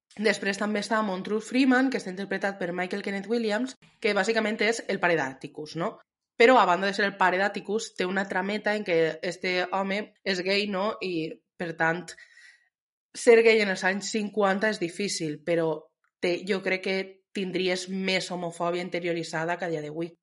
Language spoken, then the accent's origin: Catalan; Spain; sóc espanyola